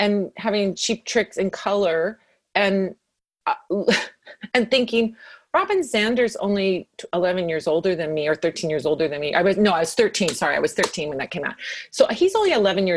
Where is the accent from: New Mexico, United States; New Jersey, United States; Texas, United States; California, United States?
California, United States; Santa Monica; I grew up in Santa Monica and still am in Santa Monica